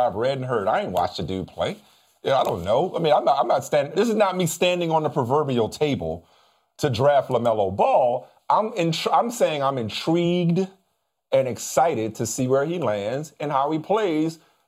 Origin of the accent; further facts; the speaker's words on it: New Orleans, Louisiana, United States; they came to my hometown